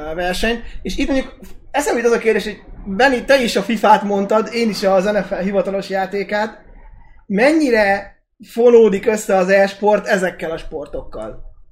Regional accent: Hungary

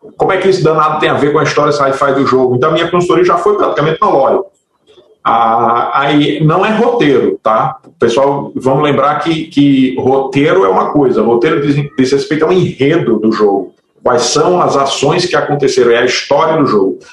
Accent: Natal, Rio Grande do Norte, Brazil; A, a Massive Work Studio funciona em Natal, eu sou de Natal

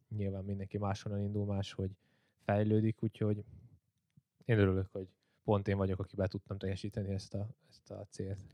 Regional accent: Csömör, Pest, Hungary; csömörön éltem le itt Pest mellett az egész életemet

